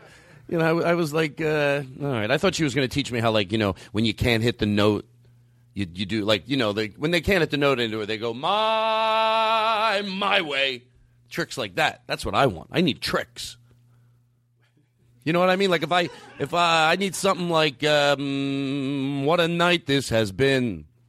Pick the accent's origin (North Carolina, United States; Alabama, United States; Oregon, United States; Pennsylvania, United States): Pennsylvania, United States; Philadelphia; I grew up in Philadelphia, and I'm actually a pretty good driver in the snow.